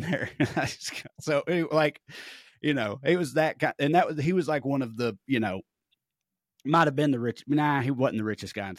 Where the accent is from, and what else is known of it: Salina, Kansas, United States; born or raised there